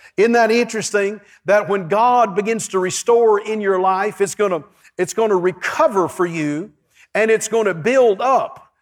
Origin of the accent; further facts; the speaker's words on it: East Texas, United States; I grew up in East Texas, and there's so many creeks and rivers that run all over there.